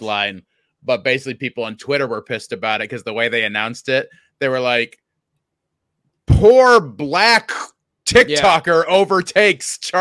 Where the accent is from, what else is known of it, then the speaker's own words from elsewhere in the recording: DeMotte, Indiana, United States; I am in DeMott, Indiana, my hometown in Northwest Indiana